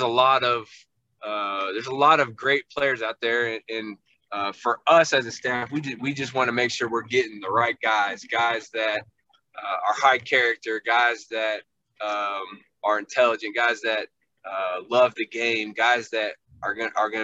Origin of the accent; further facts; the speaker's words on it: Lexington, Kentucky, United States; moved away as an adult; now in Louisville, United States; I grew up in Lexington